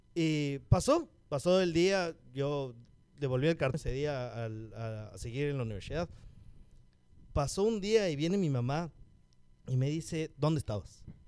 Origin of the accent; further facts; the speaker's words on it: Cumbayá, Pichincha, Ecuador; somos de Cumbaya